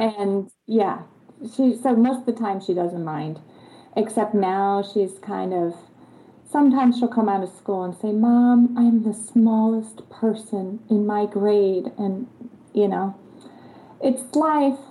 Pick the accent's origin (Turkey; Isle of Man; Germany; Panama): Germany; am from Germany